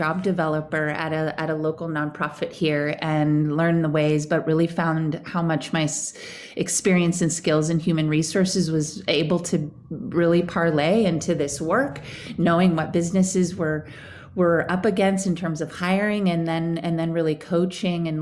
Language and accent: English; Fairfax, California, United States; now in San Francisco, United States; I grew up here in the Bay Area as well. I was born in San Francisco and then spent most of my life in a little hippie town called Fairfax over in Marin County